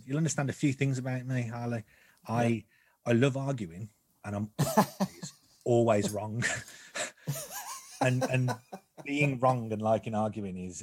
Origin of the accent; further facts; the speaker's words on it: Birmingham, West Midlands, United Kingdom; moved away; I'm from Birmingham originally, and I did try to hide it. sometimes it will creep out.